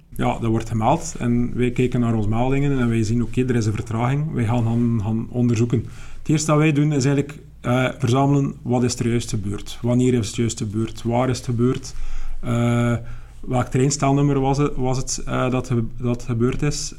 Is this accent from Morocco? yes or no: no; West Flanders, Belgium; ik ben niet van Melle zelf. Ik kom uit het verre West-Vlaanderen